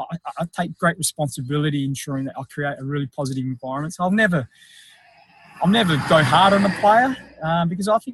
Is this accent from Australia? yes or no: yes; country South Australia, Australia; also born or lived in Philippines; I was adopted by an Australian couple who lived in country South Australia